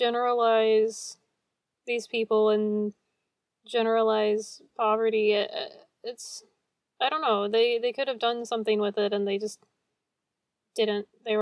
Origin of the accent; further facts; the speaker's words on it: West Texas, United States; I was born in West Texas